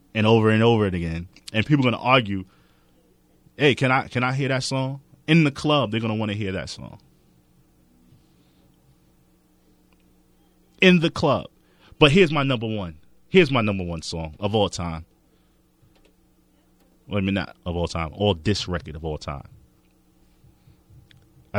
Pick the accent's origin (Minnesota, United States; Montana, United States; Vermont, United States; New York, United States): New York, United States; New York City; I'm from Queens